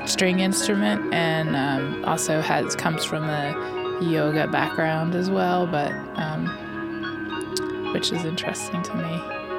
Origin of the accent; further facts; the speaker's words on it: Baltimore, Maryland, United States; Baltimore, Maryland.